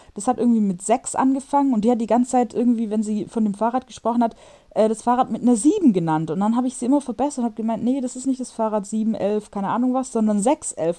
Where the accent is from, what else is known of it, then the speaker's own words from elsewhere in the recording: Germany; moved away as an adult; also born or lived in Stuttgart; now in Warsaw, Poland; bei uns in Deutschland